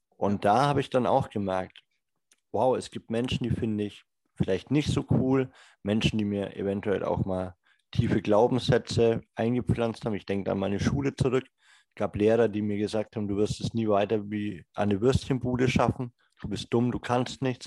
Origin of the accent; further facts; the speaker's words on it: Franconia, Bavaria, Germany; Ich komme ja aus Franken